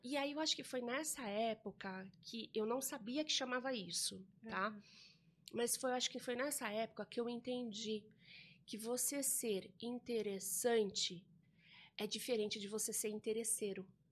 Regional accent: São Roque, São Paulo, Brazil; eu sou nascida em São Roque, é, aqui no interior de São Paulo também

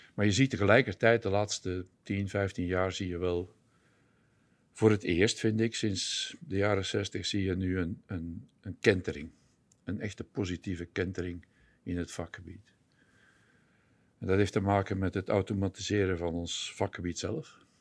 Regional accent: Belgium; moved away as an adult; also born or lived in Netherlands; ik kom oorspronkelijk uit België, zoals jullie ongetwijfeld zullen horen in de podcast

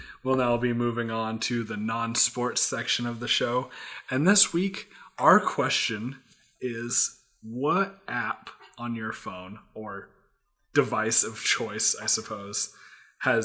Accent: United States; I'm an American

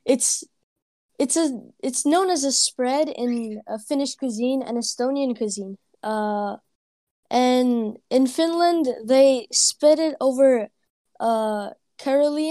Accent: North Macedonia; English is a second language; I'm from Macedonia

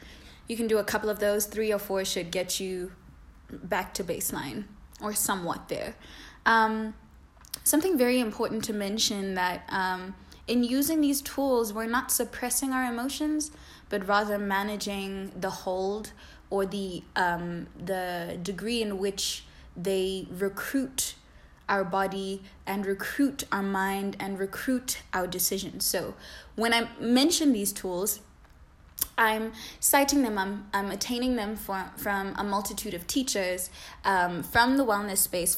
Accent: South Africa; English is a second language; I'm specifically speaking to Zulu culture because I am Zulu, or at least I was raised in Zulu culture.

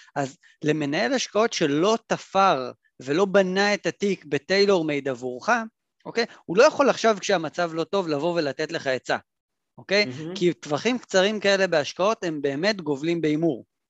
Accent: Israel; אנחנו אגב, במיוחד כישראלים

